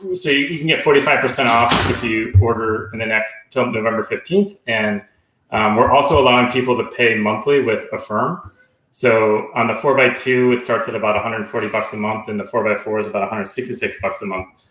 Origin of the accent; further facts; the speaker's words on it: Chicago, Illinois, United States; I grew up in the Chicagoland area.